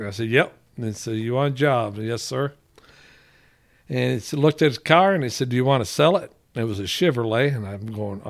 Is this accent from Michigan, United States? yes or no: yes; Michigan, United States; Well, I came here originally from Michigan, and I came here in 76, and we were out of work in Michigan, and they wanted to put us on welfare, and we knew there was a better place to be, and the good Lord sent us to Texas.